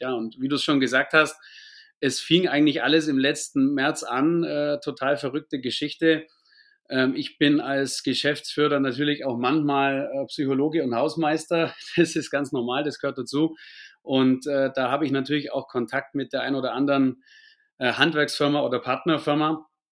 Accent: near Augsburg, Bavaria, Germany; bin in der Nähe von Augsburg geboren, aufgewachsen und auch bis heute im Süden sozusagen ansässig, was man auch an meinem Akzent sicherlich hören wird

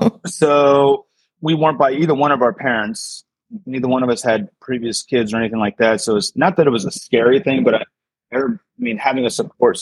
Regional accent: Central Florida, United States; moved away as an adult; also born or lived in New York City / Maryland / Colorado / Tampa, Florida; I've been living in the Tampa area for about 5, maybe 6 years now. I was born in Central Florida, but I've been living in New York, lived in Maryland, a little stint in Colorado, but now I'm here

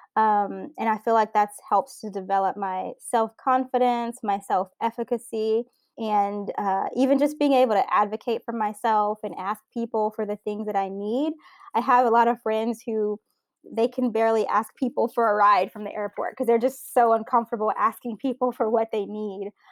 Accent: South Louisiana, United States; now in San Francisco, United States; I grew up in South Louisiana

